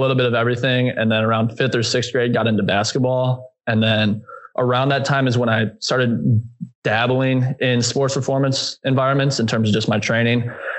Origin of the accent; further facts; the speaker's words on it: Aurora, Illinois, United States; Yeah, so originally I'm from Aurora, Illinois, which is western suburb of Chicago, about 45 minutes from the city.